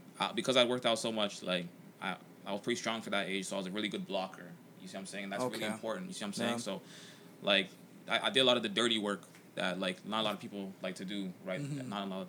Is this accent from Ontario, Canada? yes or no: yes; Toronto, Ontario, Canada; also born or lived in Jane and Finch, Toronto; I grew up in the Weston area, currently live in Jane and Finch. So obviously low income area.